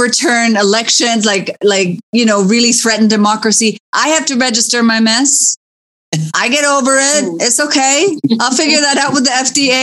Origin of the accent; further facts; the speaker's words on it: Philippines; I am Filipina